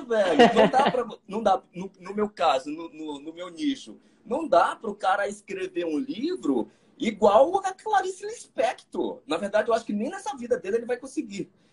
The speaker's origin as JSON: {"language": "Portuguese", "region": "Maranhão", "country": "Brazil", "said": "Sou maranhense."}